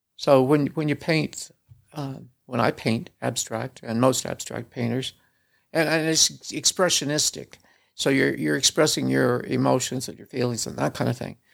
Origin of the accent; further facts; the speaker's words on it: small town south of Kansas City, United States; moved away as an adult; now in Salt Lake City, United States; I was born in a small town south of Kansas City